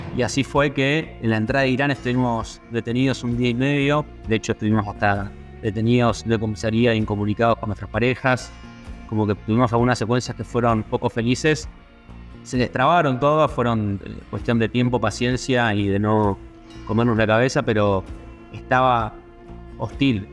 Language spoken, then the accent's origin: Spanish; Argentina; siendo argentinos y sin tener un, pasaporte europeo